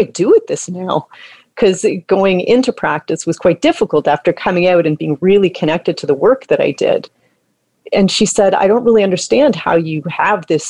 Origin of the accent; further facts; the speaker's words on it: Toronto, Ontario, Canada; I grew up here in Toronto in the Toronto Ravine System, kind of in the ravine system as a kid.